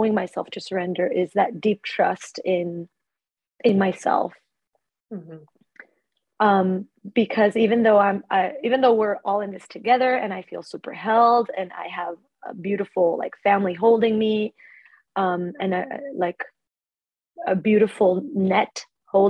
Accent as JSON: {"language": "English", "country": "Ecuador", "tie": "born or raised there", "also_born_or_lived": "Australia", "moved": "as an adult", "lives_now": "Stockholm, Sweden", "said": "I grew up in Ecuador"}